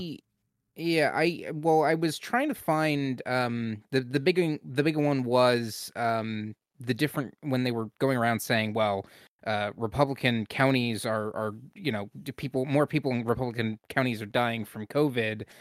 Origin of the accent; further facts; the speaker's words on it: Pennsylvania, United States; I'm from Pennsylvania